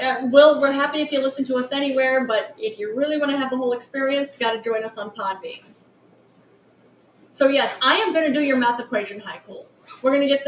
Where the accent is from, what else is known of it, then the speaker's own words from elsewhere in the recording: New York City, New York, United States; We're from New York City. New York, New York.